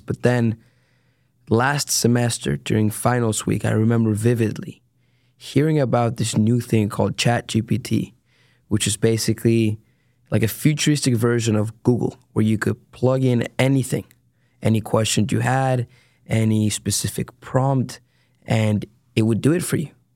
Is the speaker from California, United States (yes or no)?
yes; San Diego, California, United States; moved away as an adult; now in Dallas, United States; I am originally from San Diego, California